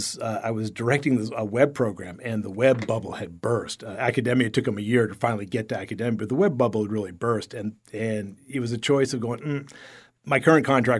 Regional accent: Sarasota, Florida, United States; also born or lived in Fort Myers; My parents were down here. They got down here, I think, in January, and I was born in September, and by December, they had moved up to Sarasota and just had enough of Fort Myers.

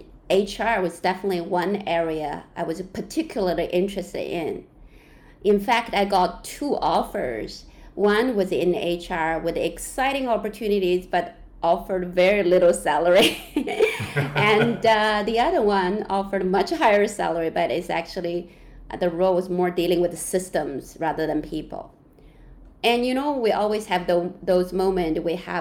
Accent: China; English is a second language; also born or lived in Canada; now in Hong Kong; I was born in China, lived in Canada for 22 years, then moved to Hong Kong for about 1.5 years

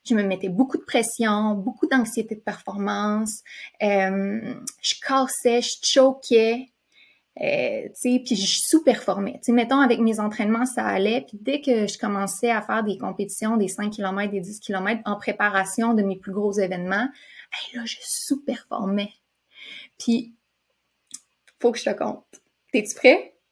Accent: Quebec, Canada; also born or lived in California, United States; je viens de la Californie. Euh, puis mon père, lui, fait que, tu sais, j'ai déménagé au Québec quand j'étais jeune

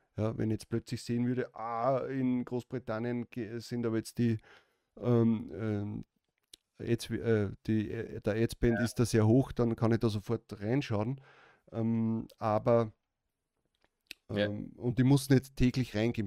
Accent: Austria; Bei uns in Österreich

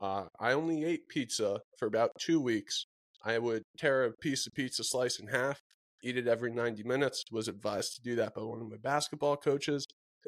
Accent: Connecticut, United States; it's my hometown pizza.

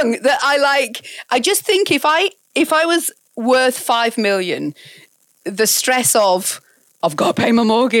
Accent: York, Yorkshire and the Humber, United Kingdom; moved away; also born or lived in Ealing, London / Bradford; we moved there when I was about 10 to York, and that's essentially where I grew up and fled the nest

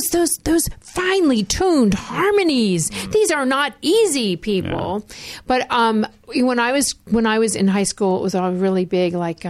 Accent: Miami Beach, Florida, United States; I grew up in Miami Beach.

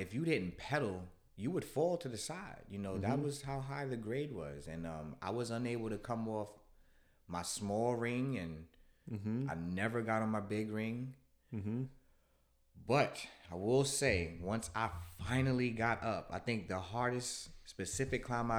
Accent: New York, United States; I've always been that growing up in New York. I like logos.

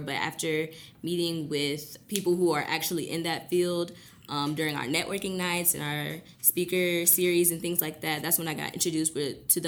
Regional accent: Detroit, Michigan, United States; I'm from Detroit

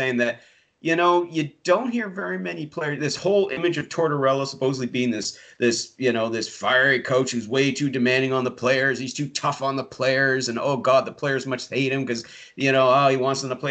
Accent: Yarmouth County, Nova Scotia, Canada; now in Prince Edward Island, Canada; I was born and raised in Yarmouth County, Nova Scotia, which is 7 hours away from here

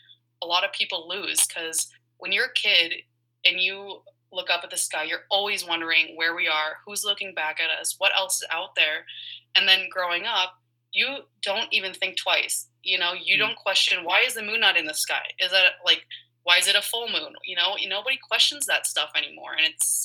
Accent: Colorado, United States; growing up in Colorado

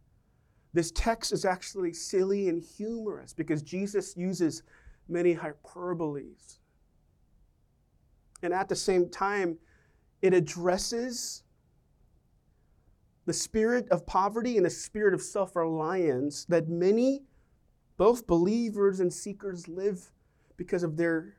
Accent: New York, United States; we're from New York

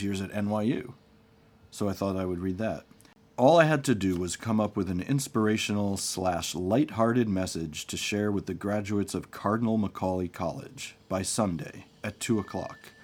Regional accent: Short Hills, New Jersey, United States; moved away as an adult; also born or lived in New York City / Brooklyn; I grew up in Short Hills, a town famous for a shopping mall.

